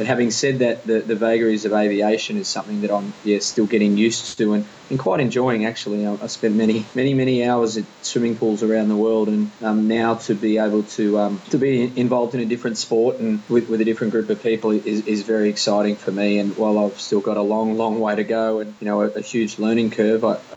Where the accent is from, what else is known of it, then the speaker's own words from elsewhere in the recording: Australia; We, we, we come from Australia, we live in Australia, and we're very proud to do so